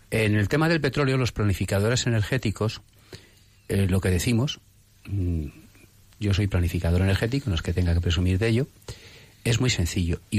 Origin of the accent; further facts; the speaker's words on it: Madrid, Community of Madrid, Spain; Como usted y yo somos de Madrid